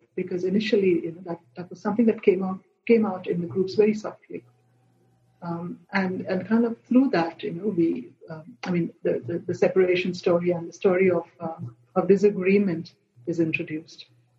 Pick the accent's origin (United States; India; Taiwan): India; Goa; I come from Goa and, our monkeys always raided my mango trees